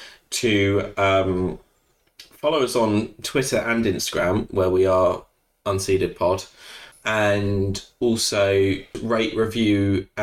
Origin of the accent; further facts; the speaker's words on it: United Kingdom; I am a Brit